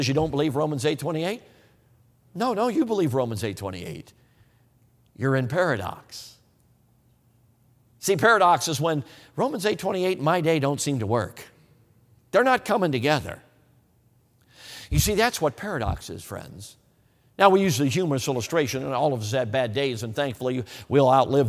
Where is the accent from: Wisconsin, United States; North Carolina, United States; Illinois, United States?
Wisconsin, United States; Hey, listen, I'm from Wisconsin. I will take 30 degrees in snow any day over 40 degrees in rain any day.